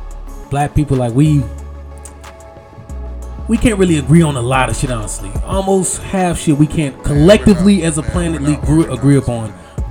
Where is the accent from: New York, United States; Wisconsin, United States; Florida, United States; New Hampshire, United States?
Florida, United States; Miami; also born or lived in Broward County, Florida; I'm from Miami. So I don't really. I was raised in Miami. So yeah. I came to Broward when I started high school.